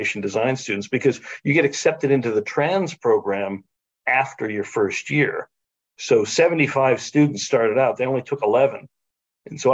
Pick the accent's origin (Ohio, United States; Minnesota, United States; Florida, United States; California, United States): Ohio, United States; also born or lived in Boston; now in Michigan, United States; I grew up in Ohio